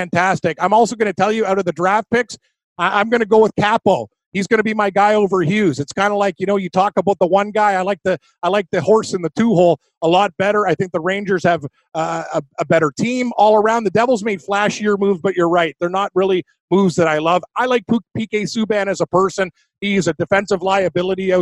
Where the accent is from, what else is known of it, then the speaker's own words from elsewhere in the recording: Canada; As a Canadian